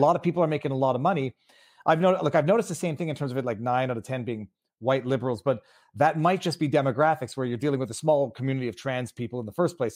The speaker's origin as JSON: {"language": "English", "country": "Canada", "said": "I'm from Canada where you don't mention that you own a gun"}